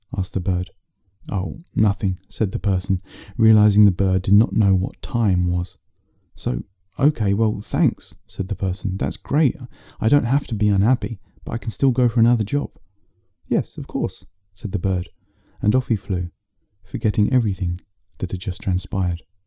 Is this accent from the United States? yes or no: no; England, United Kingdom; I'm an author from England.